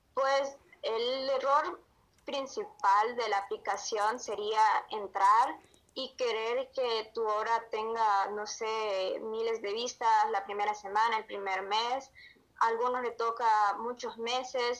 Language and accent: Spanish; Honduras; Soy de Honduras un país de Centroamérica